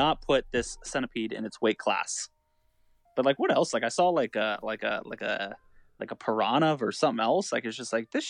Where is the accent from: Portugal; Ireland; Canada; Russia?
Canada; Dude, we're fucking Canadian